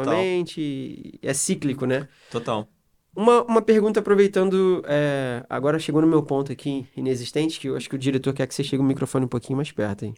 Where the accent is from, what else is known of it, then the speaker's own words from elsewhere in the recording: Rio de Janeiro, Brazil; moved away; sou carioca